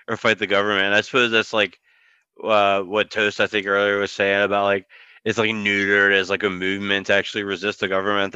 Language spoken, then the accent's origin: English; Richmond, Virginia, United States; I live in Richmond, it's like my hometown